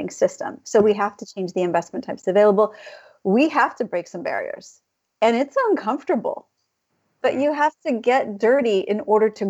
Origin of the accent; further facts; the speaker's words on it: California, United States; I went to a high school in California